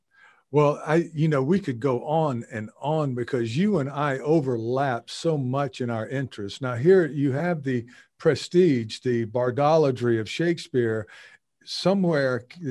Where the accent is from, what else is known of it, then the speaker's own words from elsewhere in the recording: the South, United States; I'm from the American South, the countryside and so forth.